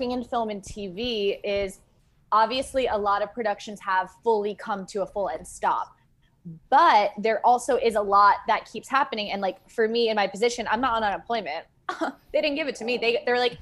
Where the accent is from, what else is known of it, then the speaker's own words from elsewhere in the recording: East Hampton, New York, United States; moved away as an adult; also born or lived in Los Angeles; I'm originally from East Hampton, New York